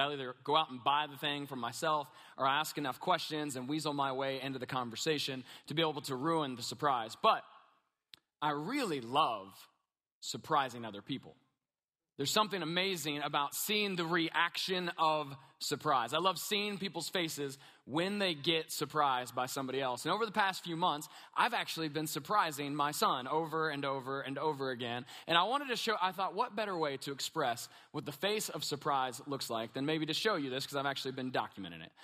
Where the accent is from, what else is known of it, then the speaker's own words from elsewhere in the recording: Kentucky, United States; We're from Kentucky, a little bit redneck